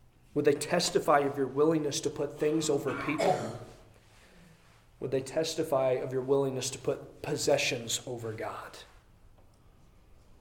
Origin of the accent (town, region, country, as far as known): Midwest, United States; born or raised there; moved away